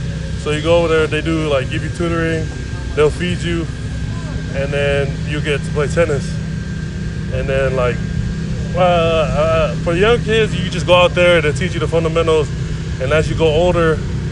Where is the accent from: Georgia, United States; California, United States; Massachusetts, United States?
California, United States; Bay Area, Northern; now in Florida, United States; I grew up in Northern California